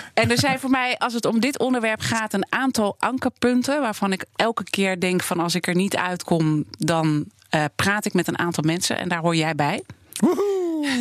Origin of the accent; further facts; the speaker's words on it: Amsterdam, North Holland, Netherlands; ik ben geboren en getogen hier in Amsterdam